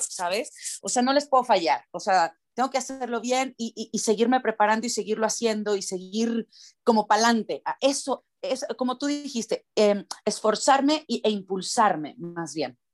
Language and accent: Spanish; Mexico; para nosotros en México, pues yo tengo que hablar como, como nací, ¿no? O sea, con el acento con el que nací